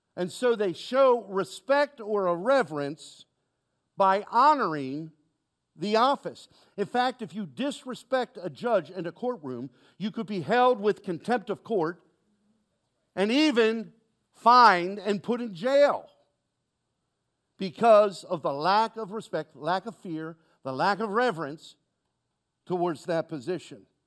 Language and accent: English; Baltimore, Maryland, United States; moved away; went to Baltimore, saw my, went to my hometown, born and raised there